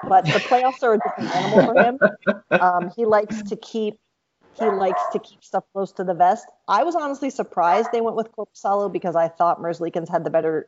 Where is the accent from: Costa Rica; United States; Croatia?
United States; Columbus, Ohio; also born or lived in Washington, D.C.; I grew up in Columbus, Ohio